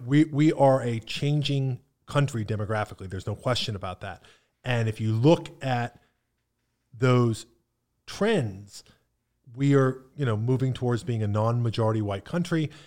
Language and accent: English; Pennsylvania, United States; now in Bradenton, United States; I grew up in Appalachia